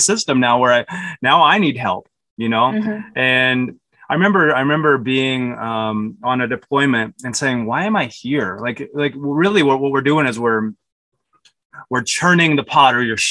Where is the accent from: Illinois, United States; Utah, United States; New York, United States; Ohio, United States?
Utah, United States; I grew up in Utah